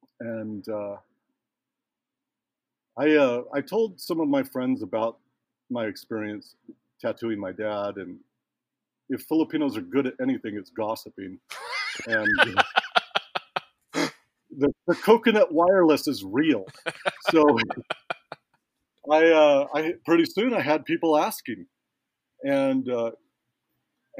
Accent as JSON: {"language": "English", "country": "United States", "tie": "born or raised there", "also_born_or_lived": "Hawaii", "said": "growing up in the States, my language is not far from perfect."}